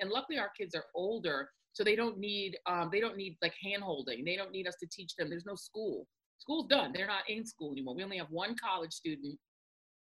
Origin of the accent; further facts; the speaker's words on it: Denver, Colorado, United States; when I was growing up in Denver, when I was growing up there